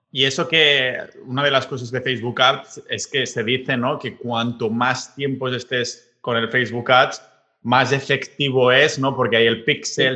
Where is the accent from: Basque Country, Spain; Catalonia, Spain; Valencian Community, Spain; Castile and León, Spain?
Catalonia, Spain; yo que soy catalán